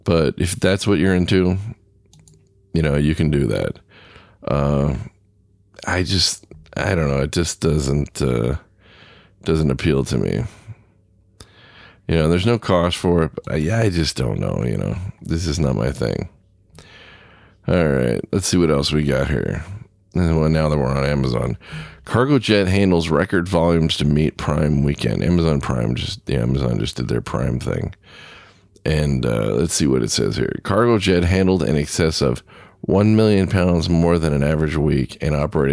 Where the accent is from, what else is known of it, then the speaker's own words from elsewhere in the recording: Southern California, United States; now in Midwest, United States; I grew up in Southern California, so we didn't have a lot of humidity. I got up here to the Midwest